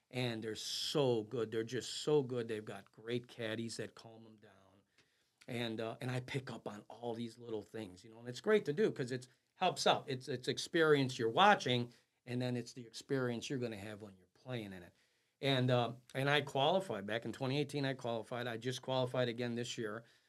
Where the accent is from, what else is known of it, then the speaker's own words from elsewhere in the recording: Chicago, Illinois, United States; I was born and raised in the River West neighborhood of Chicago, Illinois